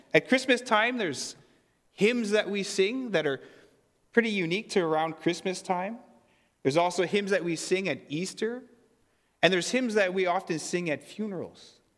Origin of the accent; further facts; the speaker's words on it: Fisher River Cree Nation, Manitoba, Canada; now in Kleefeld, Canada; I'm from Fisher River Cree Nation